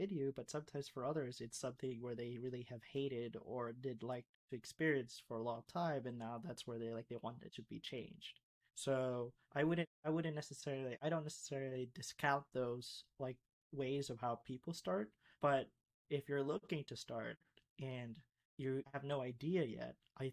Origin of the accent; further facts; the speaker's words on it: Florida, United States; also born or lived in Philippines; growing up in Florida, especially coming from the Philippines